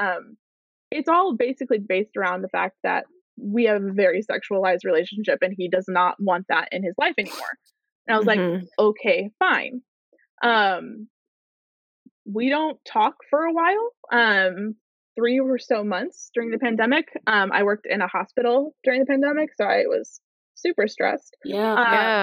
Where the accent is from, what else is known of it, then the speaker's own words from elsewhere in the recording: Chicago, Illinois, United States; I grew up in Chicago